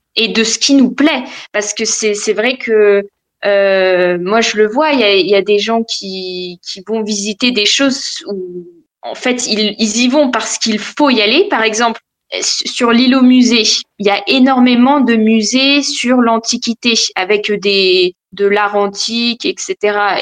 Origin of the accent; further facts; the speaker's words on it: Val-d'Oise, Île-de-France, France; moved away as an adult; now in Berlin, Germany; je viens de, du Val d'Oise.